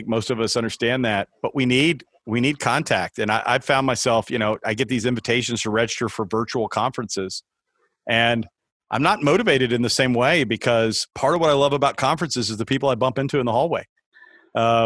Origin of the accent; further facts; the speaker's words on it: Texas, United States; moved away; my mom still lives in Dallas. I was born and raised in Texas